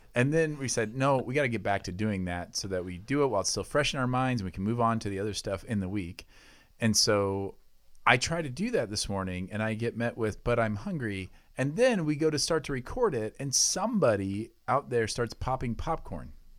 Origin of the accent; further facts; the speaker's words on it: United States; I'm an American citizen